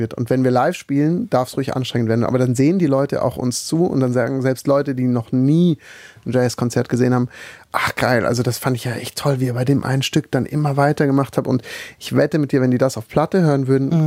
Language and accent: German; Black Forest, Baden-Württemberg, Germany; Ich komme ja aus dem Schwarzwald